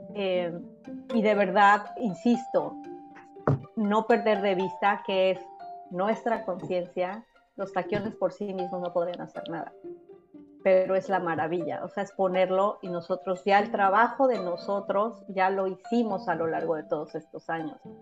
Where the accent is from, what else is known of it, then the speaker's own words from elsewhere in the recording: Mexico; now in United States; México, que es de donde soy yo